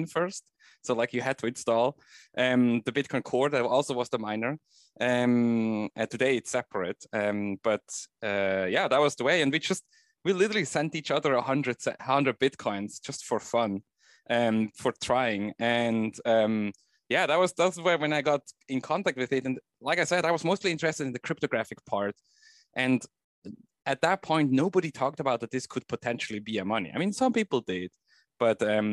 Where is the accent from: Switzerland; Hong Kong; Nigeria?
Switzerland; I grew up in Switzerland